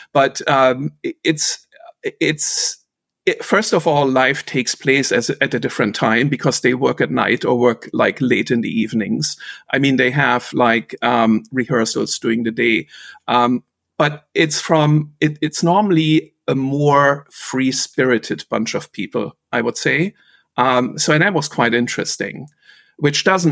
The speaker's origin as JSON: {"language": "English", "town": "Rostock", "region": "Mecklenburg-Vorpommern", "country": "Germany", "tie": "born or raised there", "also_born_or_lived": "Wittenberg / Gera / West Germany", "moved": "as an adult", "said": "the vast majority of my upbringing was in Rostock, the port city of Rostock"}